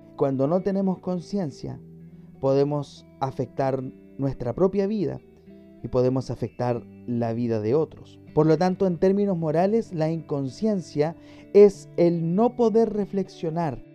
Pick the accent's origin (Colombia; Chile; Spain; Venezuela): Chile; mi país Chile